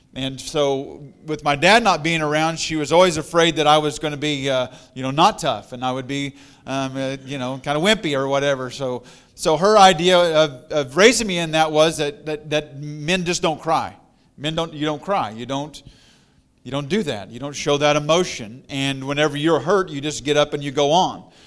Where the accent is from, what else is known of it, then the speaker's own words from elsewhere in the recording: Missouri, United States; also born or lived in Colorado; I'm from Missouri